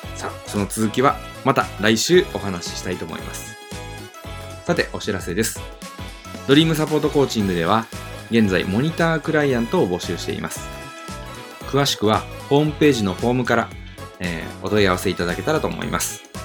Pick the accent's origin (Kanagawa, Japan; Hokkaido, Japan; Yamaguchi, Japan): Yamaguchi, Japan; Nagato; moved away as an adult; also born or lived in Fukuoka; 私は山口県長門市に生まれ育ちました。